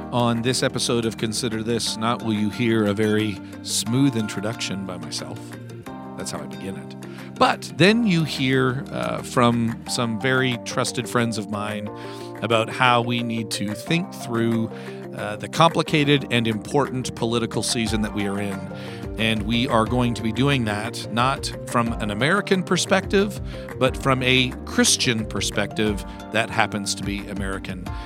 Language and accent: English; Canada; now in United States; I'm the Canadian in the midst, who, uh, legally is not allowed to vote next Tuesday